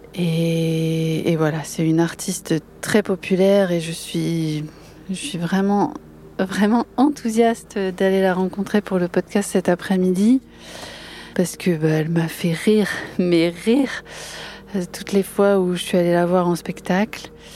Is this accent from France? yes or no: yes; Boulogne-sur-Mer, Hauts-de-France, France; je suis née je suis née à Saint-Martin enfin je suis de mmh. Boulogne